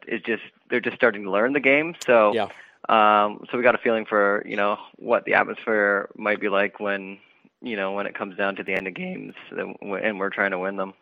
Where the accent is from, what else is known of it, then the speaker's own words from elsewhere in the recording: Sarnia, Ontario, Canada; the Sarnia World Curling Tour event, which is in my hometown